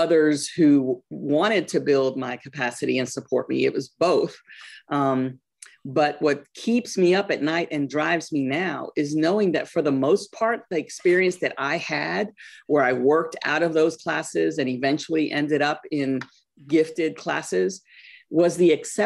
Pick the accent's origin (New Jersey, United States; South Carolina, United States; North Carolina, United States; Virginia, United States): North Carolina, United States; also born or lived in Guayaquil, Ecuador / New York City, New York, United States; When I told you that I grew up in New York City, we moved to North Carolina when I was about 10 years old